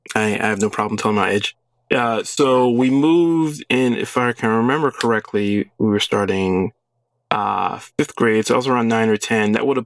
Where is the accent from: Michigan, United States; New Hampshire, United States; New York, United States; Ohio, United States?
New York, United States; Brooklyn, Long Island; moved away as an adult; now in Austin, United States; I grew up in Brooklyn, then we moved to the suburbs, of Long Island.